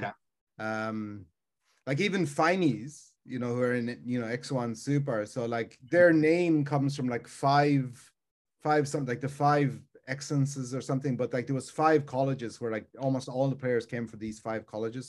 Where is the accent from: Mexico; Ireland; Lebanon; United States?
Ireland; moved away; I grew up in Ireland